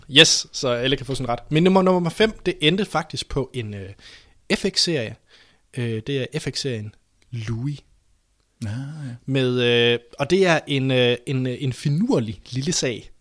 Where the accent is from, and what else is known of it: Denmark